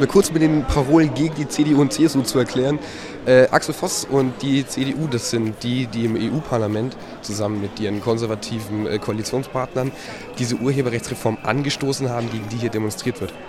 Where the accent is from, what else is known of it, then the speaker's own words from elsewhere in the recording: Nuremberg, Bavaria, Germany; ich als gebürtiger Nürnberger